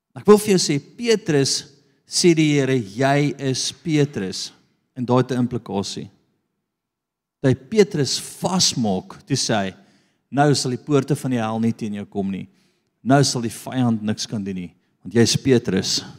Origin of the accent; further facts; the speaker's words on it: South Africa; Ek is van Afrika.